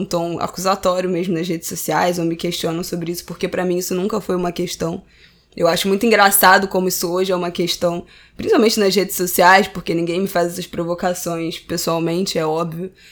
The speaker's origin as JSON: {"language": "Portuguese", "region": "Rio de Janeiro", "country": "Brazil", "tie": "born or raised there", "said": "eu já nasci na classe média, na, cresci na Tijuca, estudei em colégio particular de excelência, bilíngue a vida inteira, no mesmo colégio."}